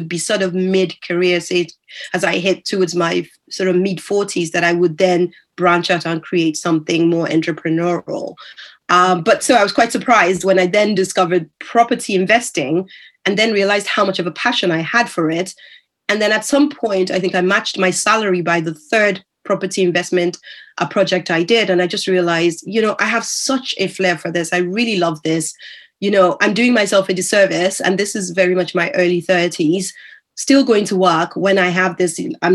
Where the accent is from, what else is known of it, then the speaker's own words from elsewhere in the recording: Nigeria; moved away; also born or lived in United States; when I was growing up in Nigeria. So that by the time I moved over to the US